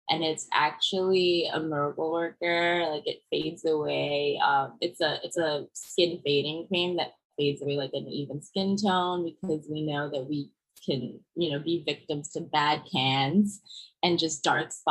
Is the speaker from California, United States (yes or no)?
no; Brooklyn, New York, United States; also born or lived in Germany / Senegal / Paris, France; but mostly I was born in Germany and then raised a few years in Senegal until we moved to Paris for about two years. And then I grew up with my mom in Brooklyn and my dad stayed in Vienna. Austria.